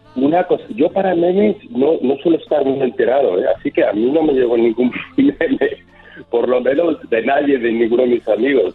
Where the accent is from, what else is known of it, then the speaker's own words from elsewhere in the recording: Miami, Florida, United States; accent: mixed; also born or lived in Spain; mi acento está un poquito mezclado porque me he criado en Miami